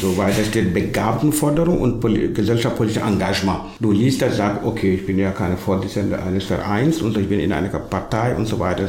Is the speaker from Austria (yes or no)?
no; Senegal; German is a second language; moved away as an adult; now in Halle, Germany; Also meine ursprüngliche Heimat ist Senegal, da bin ich geboren, aufgewachsen, sozialisiert